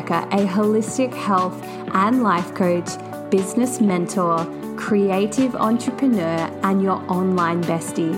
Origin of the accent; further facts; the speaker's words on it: Sydney, New South Wales, Australia; now in Gold Coast, Australia; I am from Sydney, Australia, residing on the sunny Gold Coast